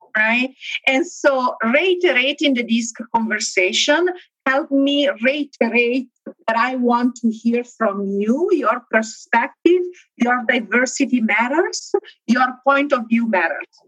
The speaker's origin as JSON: {"language": "English", "town": "Milan", "region": "Lombardy", "country": "Italy", "moved": "yes", "lives_now": "Benton Harbor, United States", "said": "I am located in Benton Harbor, Michigan. I'm originally from Italy, though, from Milan."}